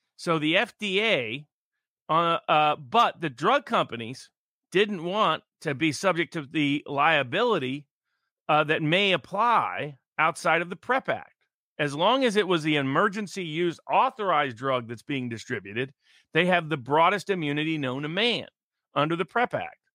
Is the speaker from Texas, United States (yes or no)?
no; Tennessee, United States; moved away; my home state of Tennessee